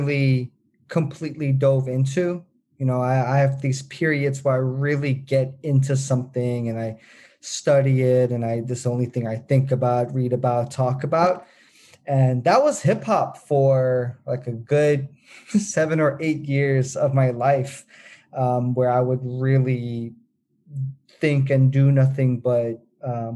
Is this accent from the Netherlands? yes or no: yes; Netherlands; I was born and raised in the Netherlands